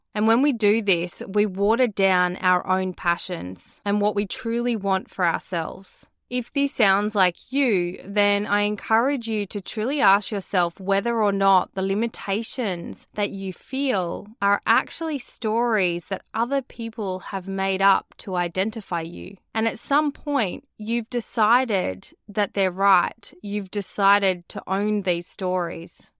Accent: Australia; born or raised there

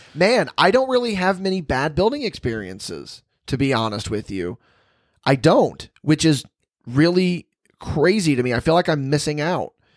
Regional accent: West Terre Haute, Indiana, United States; It is West Terre Haute, and I take great umbrage with that because um, that's again that's my hometown. That's where I'm from

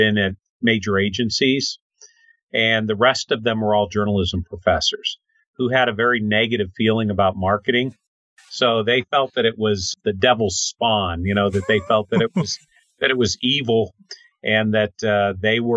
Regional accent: State College, Pennsylvania, United States; also born or lived in Clearfield, Pennsylvania / Pittsburgh, Pennsylvania / Katanning (birthplace, garbled); I grew up in Clearfield and State College primarily, with a short stint in the North Hills of Pittsburgh

